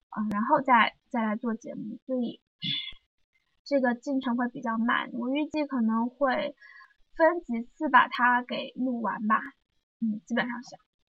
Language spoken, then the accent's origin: Chinese; Zhejiang, China; 在我老家，老家是一个四线小城市嘛，浙江